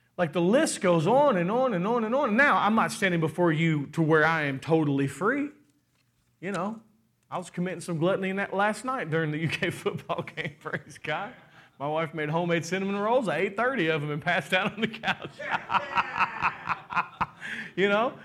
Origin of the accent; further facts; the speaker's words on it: Kentucky, United States; We're from Kentucky